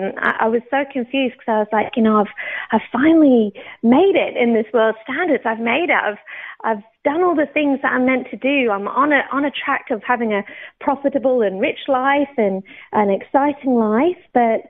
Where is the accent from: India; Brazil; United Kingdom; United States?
United Kingdom; Oxford, South East England; also born or lived in Newcastle / Banchory, Scotland; now in Australia; I'm not Australian. I was born in the UK. I was actually born in Newcastle, brought up in Oxford until I was about 10, and then we moved up to Scotland.